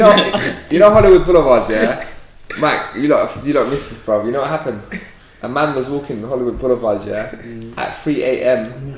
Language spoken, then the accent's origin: English; Cyprus; because I'm from Cyprus, innit?